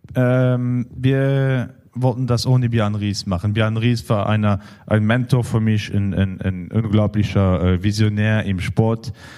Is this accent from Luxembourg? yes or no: yes; Luxembourg; für uns als Luxemburger